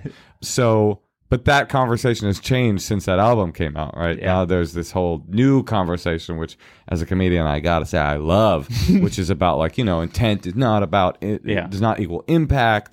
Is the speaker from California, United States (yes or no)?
yes; Oakland, California, United States; I am the kid that was raised in Oakland in Oakland public schools.